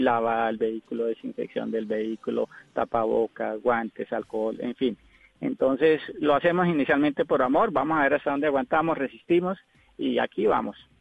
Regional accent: Molagavita, Santander, Colombia; also born or lived in Girón, Santander; now in Cali, Colombia; Yo soy de un pueblito llamado Girón, a 15 minutos de Bucaramanga, y gran parte de mi infancia me crié con los valores del campo en Molagavita, Santander.

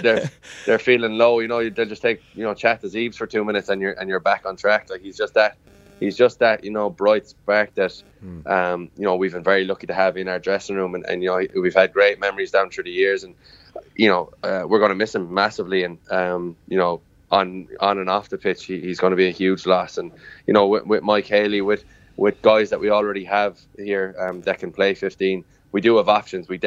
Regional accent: Limerick, Munster, Ireland; I'm from Limerick, I'm a proud Limerick and Munster man

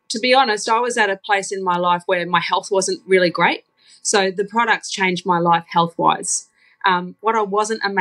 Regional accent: Townsville, Queensland, Australia; moved away as an adult; now in Brisbane, Australia; So I'm a Townsville girl, born and bred. And I've been living in Brisbane for the last almost 20 years.

